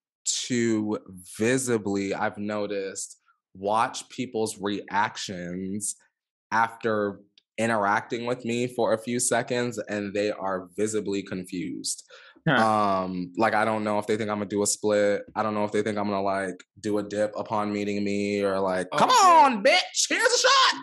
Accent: Los Angeles, California, United States; I'm from Los Angeles

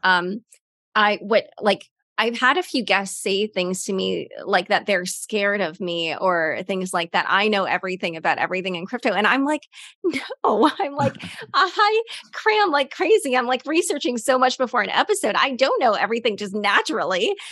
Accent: United States; as an American

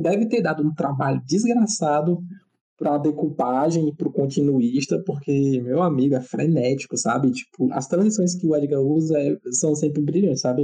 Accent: Northeast Region, Brazil; a gente é nordestino

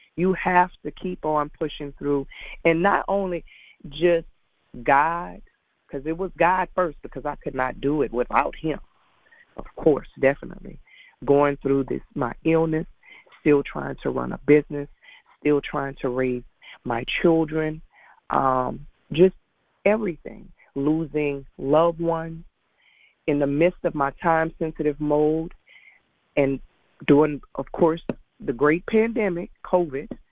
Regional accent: Lafayette, Louisiana, United States; now in Baton Rouge, United States; I was born and raised in Lafayette, Louisiana

